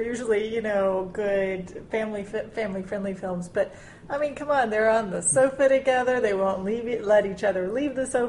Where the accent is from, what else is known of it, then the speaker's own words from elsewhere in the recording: Southwest Louisiana, United States; we're all from Southwest Louisiana